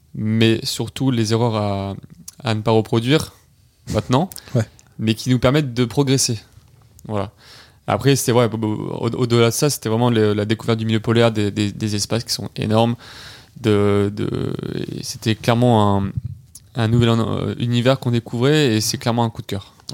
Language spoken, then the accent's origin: French; Nice, Provence-Alpes-Côte d'Azur, France; on est trois jeunes euh, niçois